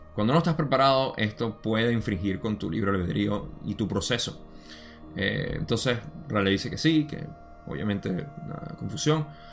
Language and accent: Spanish; Venezuela; mi país